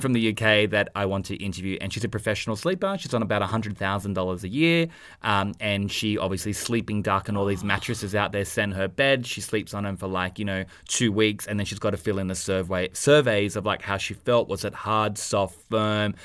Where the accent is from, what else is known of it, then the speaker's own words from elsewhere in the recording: Australia; accent: Aussie; our accents 'cause we're Aussie